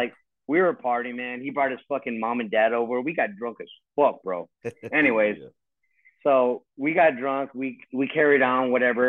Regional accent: South Tucson, Arizona, United States; moved away; I was raised in South Tucson.

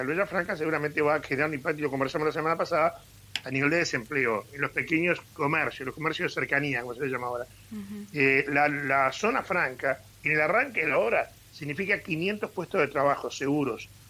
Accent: Montevideo, Uruguay; now in Rivera, Uruguay; yo soy nacido y criado en Montevideo, pero arraigado acá en Rivera hace muchos años

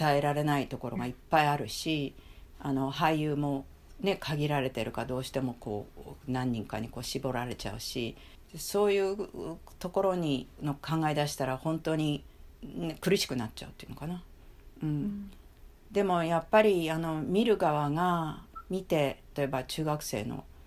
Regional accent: Japan; moved away; also born or lived in United States; 私はあの子供の頃から日本に住んでそしてアメリカに行った

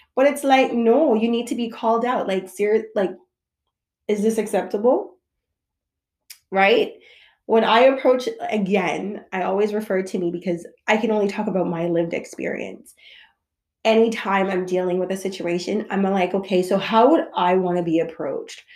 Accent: Jamaica; I'm a Jamaican mother

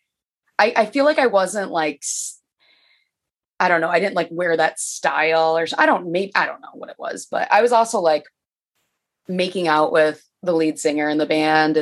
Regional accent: Michigan, United States; moved away as an adult; now in Chicago, United States; I'm from Michigan

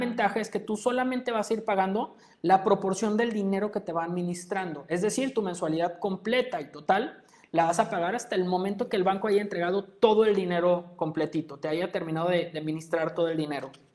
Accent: Mexico; nuestro país

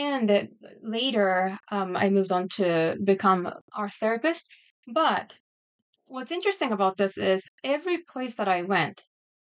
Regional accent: Japan; English is a second language; moved away as an adult; also born or lived in Washington, D.C. area; now in Virginia, United States; I grew up in Japan, right outside of Tokyo area.

